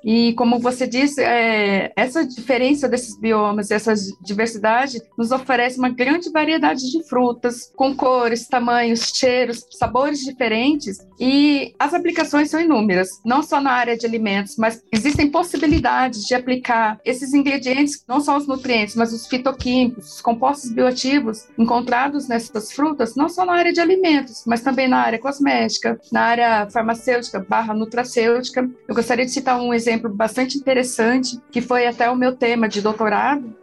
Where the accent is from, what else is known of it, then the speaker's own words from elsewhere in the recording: Campinas, São Paulo, Brazil; Eu sou de Campinas, nascida e criada em Campinas, sim. E moro em Barão Geraldo